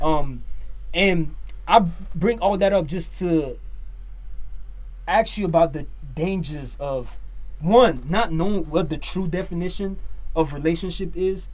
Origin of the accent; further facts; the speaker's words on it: Nigeria; from Nigeria, Niger boy through and through.